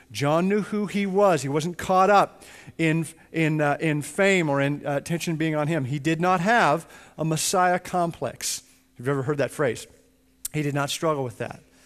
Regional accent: Edmonton, Alberta, Canada; I grew up in Edmonton, Canada, and I grew up in a home that was right across the street from a little Church of God church

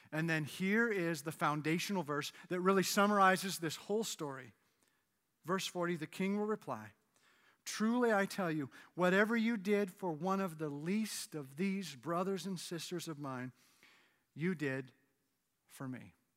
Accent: Canada; moved away as an adult; now in United States; I'm Canadian, and in two thousand four, I got my, my green card

